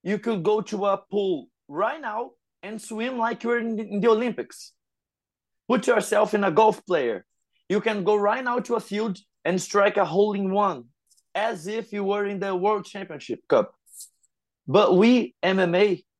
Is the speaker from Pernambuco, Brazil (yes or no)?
no; Rio de Janeiro, Brazil; I'm from Rio